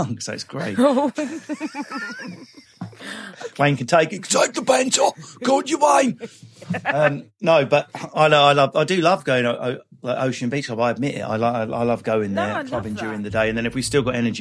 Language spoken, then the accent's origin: English; Essex, East of England, United Kingdom; also born or lived in London; I'm from Essex in London. That's where I'm from.